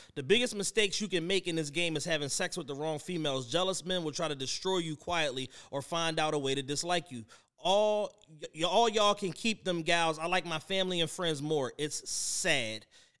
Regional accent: Philadelphia, Pennsylvania, United States; I'm from Philly, and we don't wear our fitted hats like that, Drama.

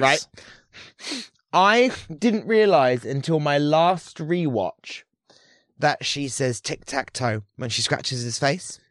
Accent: Portsmouth, South East England, United Kingdom; growing up in Hampshire, um, Portsmouth

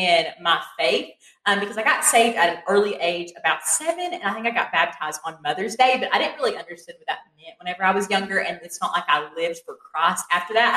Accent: Crab Orchard, Kentucky, United States; moved away as an adult; now in Morehead, United States; I'm from Lincoln County. It's about 2 hours away from here, specifically the town of Crab Orchard.

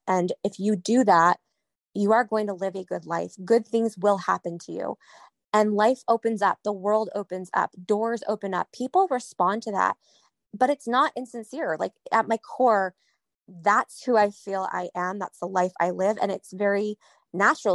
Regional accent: New England, United States; I'm from New England

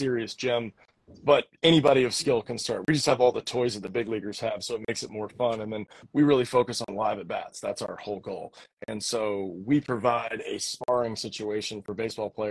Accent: Destin, Florida, United States; I'm from Destin, Florida

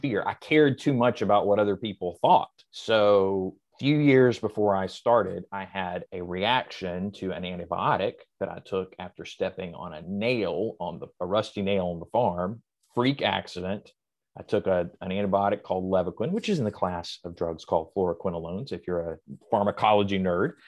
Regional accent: the South, United States; I was raised in the South

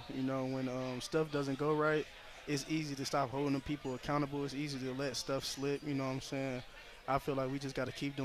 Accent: Dayton, Ohio, United States; moved away; also born or lived in Atlanta, Georgia; I grew up in Dayton, Ohio. Born in Atlanta, Georgia. Grew up in Dayton, Ohio

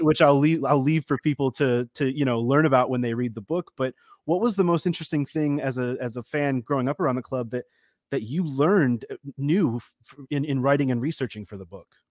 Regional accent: United States

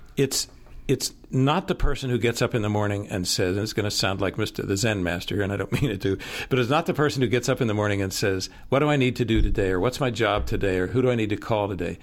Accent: Pittsburgh, Pennsylvania, United States; moved away; also born or lived in the South; I grew up in Pittsburgh and went to a blue collar high school

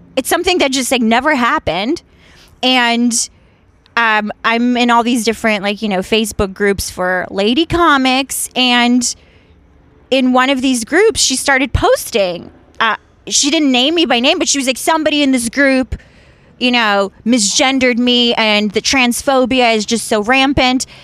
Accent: Washington, District of Columbia, United States; born or raised there; also born or lived in Ukraine; now in Los Angeles, United States

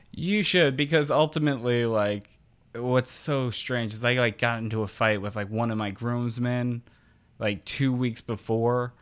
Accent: New Jersey, United States; I'm from New Jersey

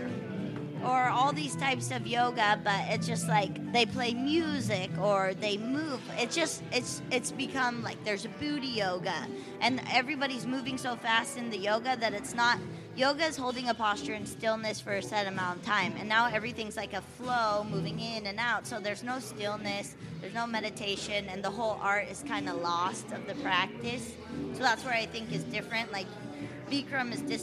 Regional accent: Oceanside, California, United States; moved away as an adult; now in Leucadia, United States; No, I'm from Oceanside, born and raised.

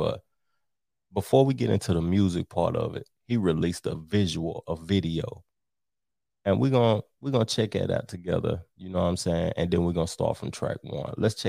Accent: the South, United States; coming up in the South, see, I'm from the South

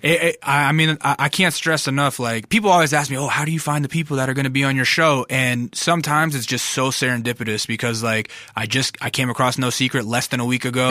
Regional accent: North Pole, Alaska, United States; now in Los Angeles, United States; I grew up in Ala, in Alaska

